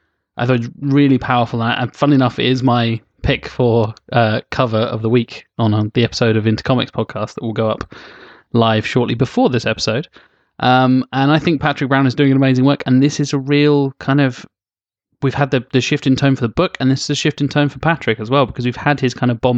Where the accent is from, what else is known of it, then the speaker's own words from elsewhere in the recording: United Kingdom; accent: British; Because of my British accent.